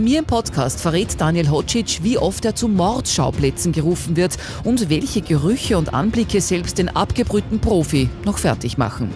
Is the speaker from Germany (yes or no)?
no; Upper Austria, Austria; bei uns in Oberösterreich